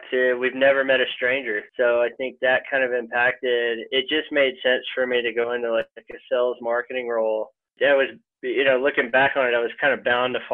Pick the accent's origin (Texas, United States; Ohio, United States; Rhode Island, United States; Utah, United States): Texas, United States; Longview; also born or lived in New York / Colorado; grew up in East Texas. I grew up in Longview, Texas. Our claim to fame is that's where Matthew McConaughey grew